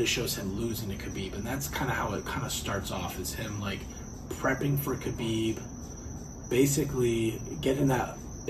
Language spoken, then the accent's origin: English; Southern California, United States; moved away; Because I'm out from Southern California. I grew up there.